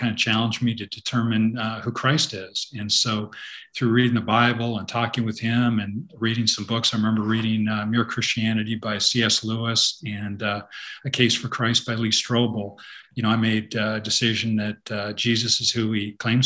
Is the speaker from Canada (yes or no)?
yes; Canada; moved away as an adult; now in United States; I grew up in Canada